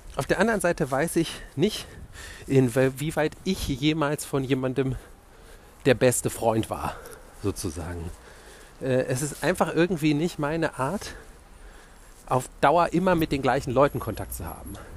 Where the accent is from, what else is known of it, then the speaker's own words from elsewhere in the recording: Wiesbaden, Hesse, Germany; moved away as an adult; also born or lived in Stuttgart; now in Berlin, Germany; Da habe ich so halb in Stuttgart und halb in meiner Heimatstadt Wiesbaden gewohnt